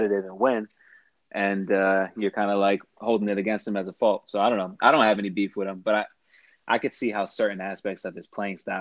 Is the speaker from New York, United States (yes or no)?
yes; New York, United States; born and raised in New York